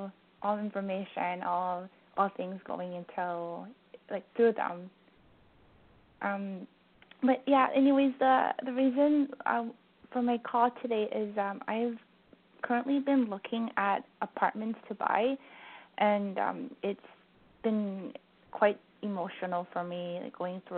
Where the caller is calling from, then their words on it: Vancouver, British Columbia, Canada; from Vancouver.